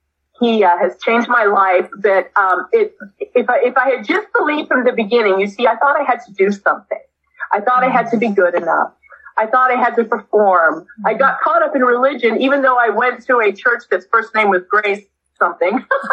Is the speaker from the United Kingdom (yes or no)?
yes; England, United Kingdom; I was born in England in 1962. That'll tell you my age.